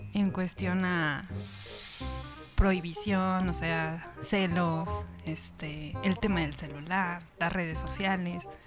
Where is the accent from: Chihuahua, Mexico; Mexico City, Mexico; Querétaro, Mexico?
Querétaro, Mexico; also born or lived in Irapuato, Guanajuato; Nací allá, viví aquí en Querétaro, pero tengo costumbres del norte